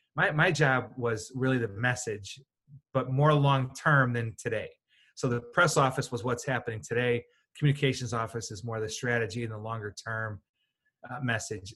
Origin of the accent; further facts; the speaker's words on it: Chicago, Illinois, United States; moved away; Chicago, sir, White Sox, not Cubs